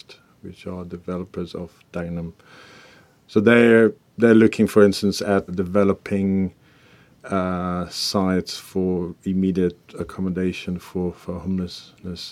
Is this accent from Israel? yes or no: yes; Israel; moved away; I'm originally from Israel